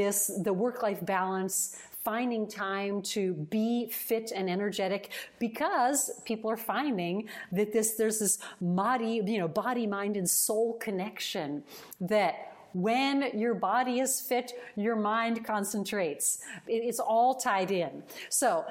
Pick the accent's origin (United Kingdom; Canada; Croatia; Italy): Italy; I'm from Italy and I say Cibiri